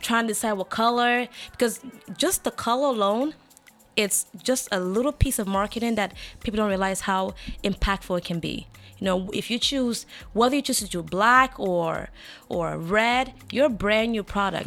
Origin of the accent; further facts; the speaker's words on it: Limbe, Southwest Region, Cameroon; moved away; I am from Cameroon